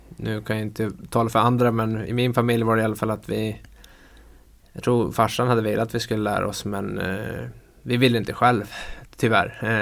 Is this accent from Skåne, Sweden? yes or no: no; Övertorneå, Norrbotten County, Sweden; also born or lived in Russia; now in Luleå, Sweden; jag är stolt Tornedaling